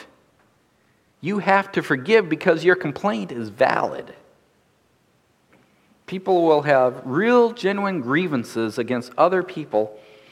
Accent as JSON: {"language": "English", "region": "North Dakota", "country": "United States", "tie": "born or raised there", "said": "Growing up in North Dakota, I look at things differently as a farm boy than those who grew up in the city"}